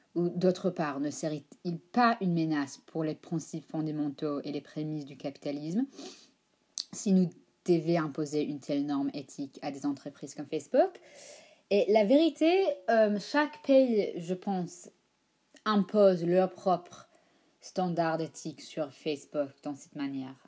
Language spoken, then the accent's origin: French; United States; accent: American Ashkenazi; parle avec un accent américain ashkenaz